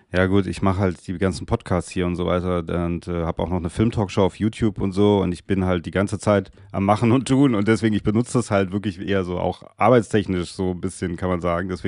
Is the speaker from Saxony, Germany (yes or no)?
no; Kassel, Hesse, Germany; now in Cologne, Germany; Ja, ich bin geboren in Kassel.